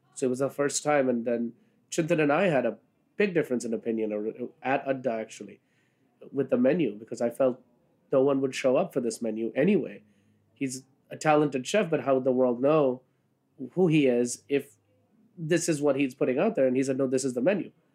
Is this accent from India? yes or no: yes; Kolkata, West Bengal, India; now in New York City, United States; I was born in Calcutta. Uh, that's what it was called then. Now it's called Kolkata, um, and moved here in 1996